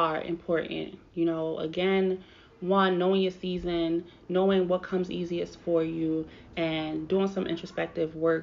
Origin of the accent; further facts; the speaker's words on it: New York, United States; now in Philadelphia, United States; I'm from New York